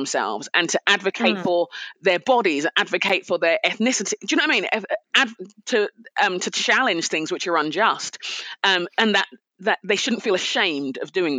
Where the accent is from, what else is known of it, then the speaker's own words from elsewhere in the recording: Nigeria; also born or lived in United Kingdom; You know, I'm a Nigerian. Yes. We respect our elders. It's what we do. I'm a Brit.